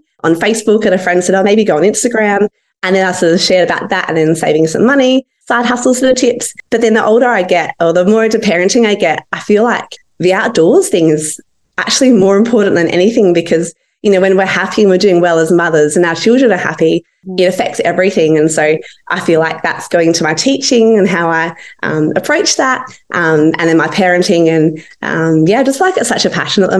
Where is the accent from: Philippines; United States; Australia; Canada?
Australia; Adelaide, South Australia; I'm from Adelaide in South Australia.